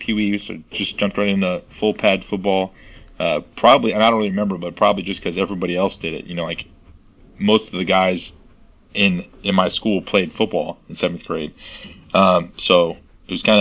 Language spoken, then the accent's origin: English; Buda, Texas, United States; moved away as an adult; now in Southern California, United States; I'm from Texas, just like you, small town, Buda, Texas, outside of Austin